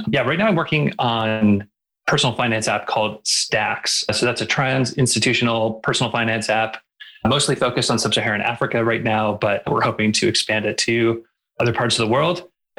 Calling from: Calgary, Alberta, Canada; I'm calling in from Calgary, which is in the Treaty 7 region of Southern Alberta.

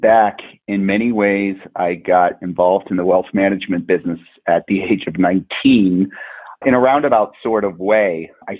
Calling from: Bend, Oregon, United States; I'm calling in from beautiful Bend, Oregon.

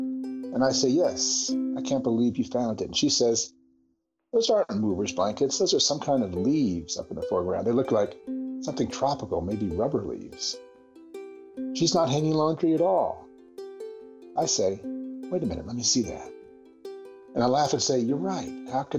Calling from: Berkeley, California, United States; I'm talking from Berkeley, California.

